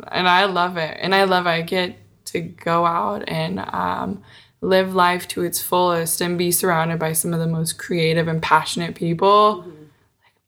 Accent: a small town outside of Portland, Oregon, United States; I grew up in a small town outside of Portland

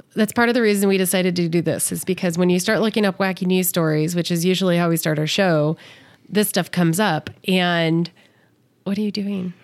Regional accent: California, United States; moved away as an adult; now in Las Vegas, United States; I grew up in California. I live here

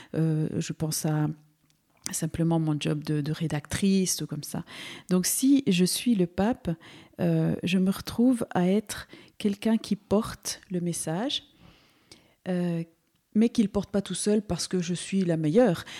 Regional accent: Valais, Switzerland; also born or lived in Seville, Spain; now in Neuchâtel, Switzerland; je suis andalouse, donc euh, je suis une migrante en fait. Je suis née à Séville, mais je suis arrivée petite en Suisse. Alors ici, mon cœur est en Valais. C'est un peu mon canton où j'ai, grandi

